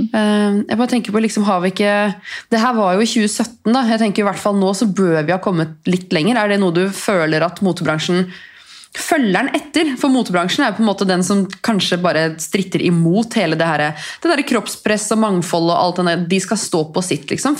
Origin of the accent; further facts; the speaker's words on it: Norway; Her kommer jeg fra Norge